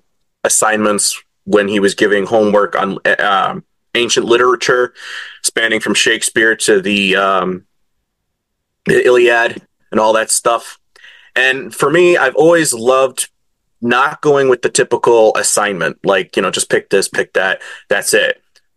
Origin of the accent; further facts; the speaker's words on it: Connecticut, United States; also born or lived in Massachusetts / Arizona / North Carolina; I was born in New England, Connecticut, where I was born in Massachusetts, but lived mostly in Connecticut, Arizona, North Carolina, back to Connecticut.